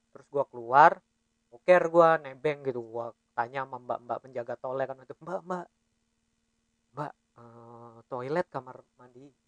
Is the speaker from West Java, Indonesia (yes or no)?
yes; Bekasi, West Java, Indonesia; now in Balikpapan, Indonesia; Iya kita asli Bekasi, jadinya memang kita ke Balikpapan nih ngerantau